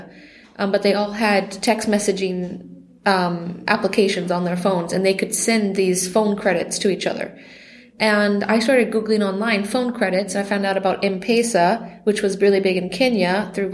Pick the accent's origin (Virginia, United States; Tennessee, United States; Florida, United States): Florida, United States; moved away as an adult; also born or lived in France; now in Liechtenstein; I am from Florida originally